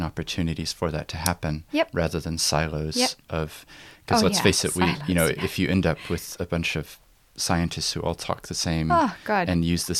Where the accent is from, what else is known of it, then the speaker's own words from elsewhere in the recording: Christchurch, Canterbury, New Zealand; I've been away from New Zealand for 11 years. And despite my accent, I actually did grow up here in Christchurch.